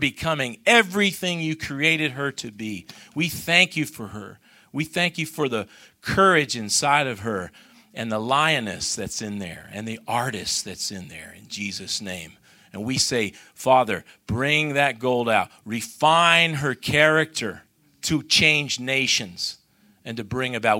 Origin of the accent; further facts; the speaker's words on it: United States; I'm American